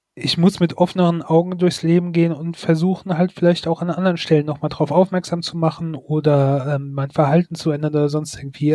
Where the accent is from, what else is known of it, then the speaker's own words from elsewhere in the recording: Germany; now in Mainz, Germany; bei uns in Deutschland